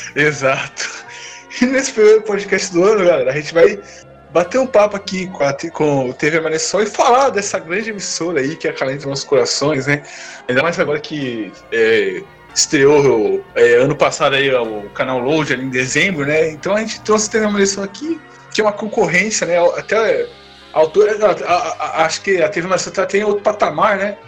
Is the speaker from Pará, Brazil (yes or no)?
no; Santo André, São Paulo, Brazil; Eu sou de Santander, aqui na minha cidade